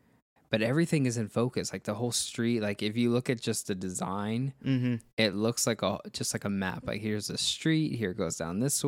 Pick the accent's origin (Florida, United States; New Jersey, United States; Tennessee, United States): Florida, United States; Miami; In Miami, when I was growing up in Miami, those were everywhere.